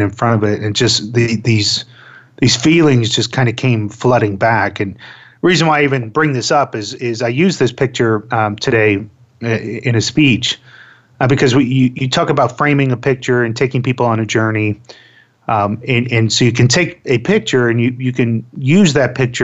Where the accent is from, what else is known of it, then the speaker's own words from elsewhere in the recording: Florida, United States; I grew up in Florida